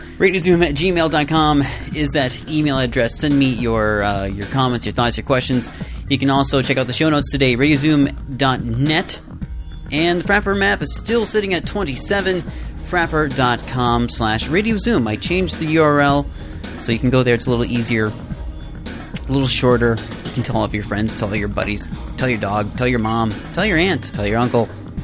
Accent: United States; moved away as an adult; now in Vancouver, Canada; especially being an American.

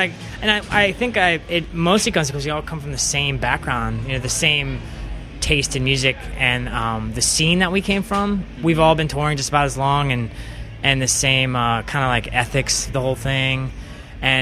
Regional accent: Richmond, Virginia, United States; also born or lived in Savannah, Georgia; I'm from Richmond, Virginia, and that's basically where I grew up the whole time

